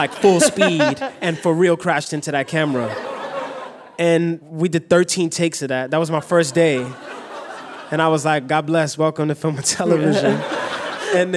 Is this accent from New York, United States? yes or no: yes; New York City, New York, United States; growing up in New York